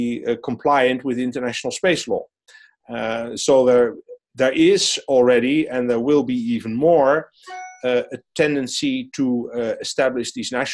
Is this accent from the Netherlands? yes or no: yes; Netherlands; a private consultant in my home country in the Netherlands